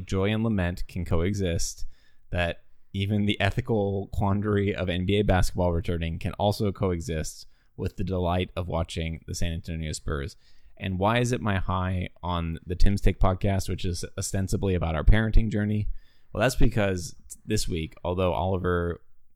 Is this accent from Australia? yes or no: yes; Australia; moved away; I grew up in Australia